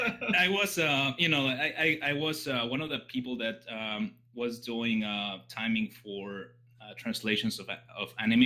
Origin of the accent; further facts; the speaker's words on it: Mexico; also born or lived in Texas / England; But I was born in Texas, grew up in Mexico, and lived in England. So that's why my accent is all messed up.